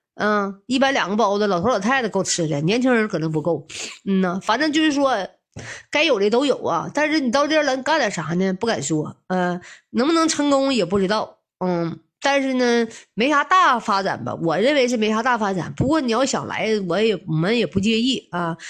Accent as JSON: {"language": "Chinese", "town": "Hegang", "region": "Heilongjiang", "country": "China", "tie": "born or raised there", "said": "俺是土生土长的鹤岗人儿"}